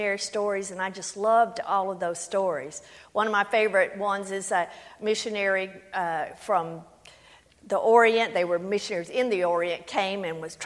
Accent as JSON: {"language": "English", "region": "Louisiana", "country": "United States", "said": "I am from Louisiana. That is the accent"}